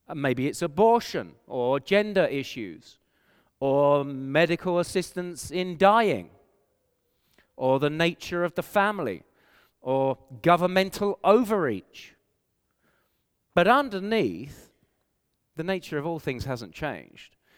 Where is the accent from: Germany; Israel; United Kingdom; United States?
United Kingdom; England; accent: English; moved away as an adult; now in Canada; I have an English accent. And so people know I'm from England